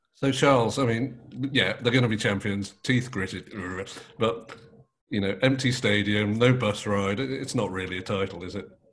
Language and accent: English; Manchester, North West England, United Kingdom; we were both born and bred in Manchester